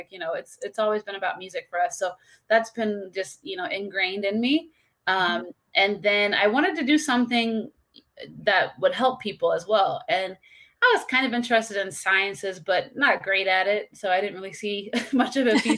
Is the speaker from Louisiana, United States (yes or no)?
no; St. Louis, Missouri, United States; moved away as an adult; now in Palm Beach County, Florida, United States; Originally, I'm from St. Louis, and now I'm in Palm Beach County, Florida